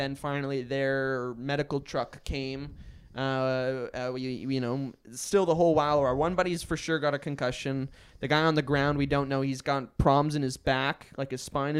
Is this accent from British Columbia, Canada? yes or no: yes; White Rock, British Columbia, Canada; I'm from White Rock